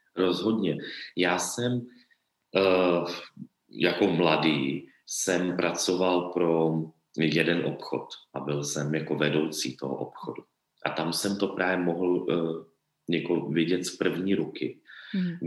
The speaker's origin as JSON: {"language": "Czech", "country": "Czechia", "said": "my v Čechách"}